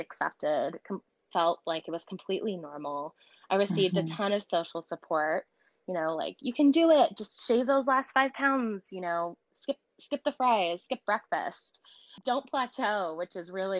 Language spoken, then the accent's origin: English; Connecticut, United States; I grew up in Connecticut, right outside of New York City, about 40 minutes away